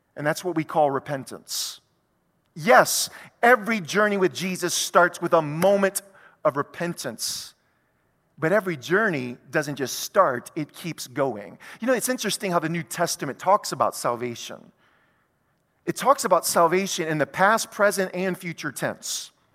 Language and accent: English; South Louisiana, United States; who happened to live in South Louisiana in the United States of America